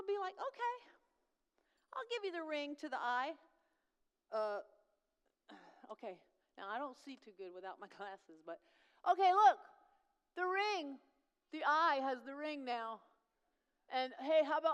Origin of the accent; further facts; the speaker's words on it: New York, United States; moved away; I'm loud, I'm tall, I'm from New York, I'm Italian